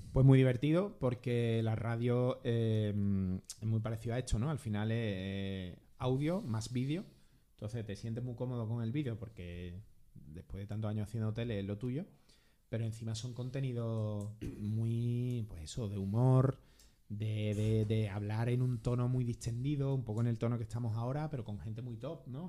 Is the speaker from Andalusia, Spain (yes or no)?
yes; Andalusia, Spain; yo era andaluz, andaluz